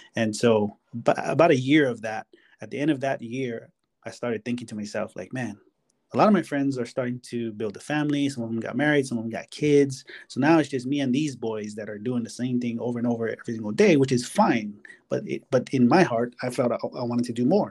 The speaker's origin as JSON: {"language": "English", "region": "Hawaii", "country": "United States", "tie": "born or raised there", "moved": "yes", "said": "I'm from Hawaii"}